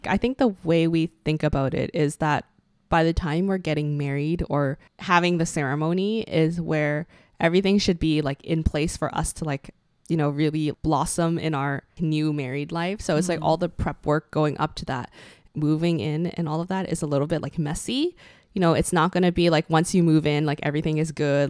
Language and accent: English; Canada; we share our stories and experiences as Asian Canadian millennials